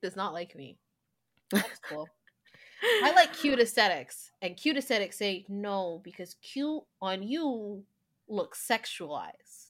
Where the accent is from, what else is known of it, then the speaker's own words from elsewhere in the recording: Canada; we're Canadian